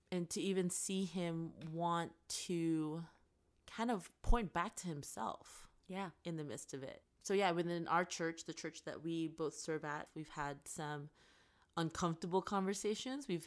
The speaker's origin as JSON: {"language": "English", "country": "Canada", "lives_now": "United States", "said": "And then for me being Canadian mm. and the elections being around the corner."}